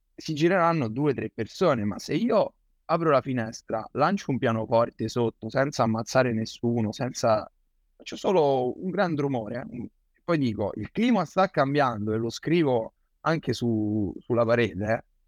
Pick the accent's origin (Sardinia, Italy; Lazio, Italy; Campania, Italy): Lazio, Italy; Rome; sono di Roma.